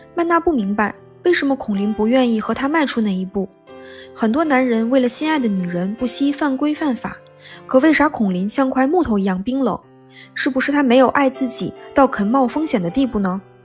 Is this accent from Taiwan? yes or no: no; Liaoning, China; 哈金是美籍华人，从小在中国辽宁长大，嗯，和我是老乡。